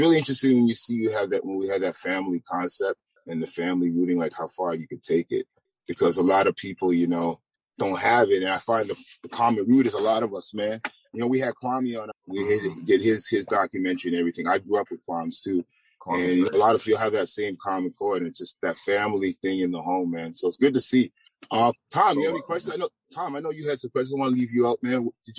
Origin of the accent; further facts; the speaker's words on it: Toronto, Ontario, Canada; I know we're from Toronto, but one thing we're from Toronto, I have people from across Canada